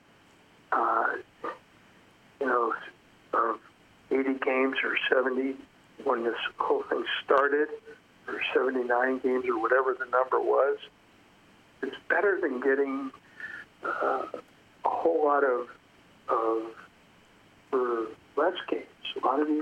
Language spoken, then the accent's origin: English; Los Angeles, California, United States; also born or lived in New York; I grew up in Los Angeles. I'm really an L.A. guy